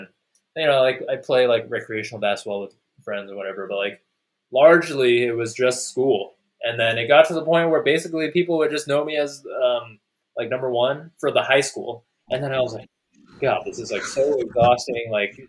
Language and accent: English; Texas, United States; I grew up in Texas, and there was a decent amount of Asians